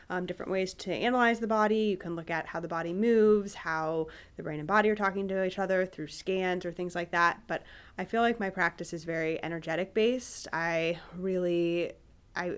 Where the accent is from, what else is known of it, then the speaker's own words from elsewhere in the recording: Cincinnati, Ohio, United States; also born or lived in St. Louis / Columbus; now in Dublin, United States; I grew up in Cincinnati, and I moved to Columbus to go to Ohio State